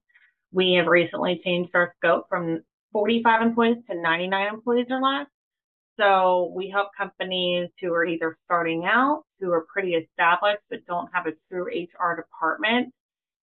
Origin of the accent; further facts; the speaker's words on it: Florida Panhandle, United States; I grew up in the Panhandle